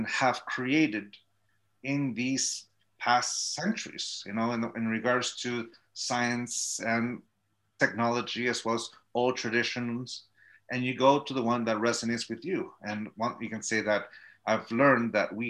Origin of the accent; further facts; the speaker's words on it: Chula Vista, California, United States; also born or lived in Tijuana, Mexico / San Diego, California; I was born and raised in Chula Vista, California, which is a city just south of San Diego